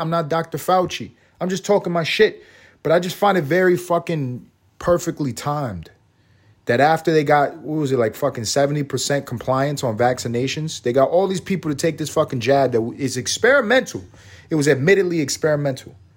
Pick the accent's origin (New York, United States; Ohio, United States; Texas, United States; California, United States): New York, United States; New York City; I grew up in New York City.